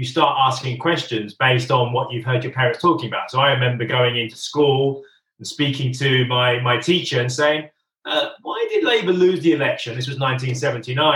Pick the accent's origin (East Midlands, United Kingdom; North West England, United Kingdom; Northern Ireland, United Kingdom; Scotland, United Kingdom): East Midlands, United Kingdom; Northampton; also born or lived in London; most of the family I grew up with were my extended family, Northampton, my English family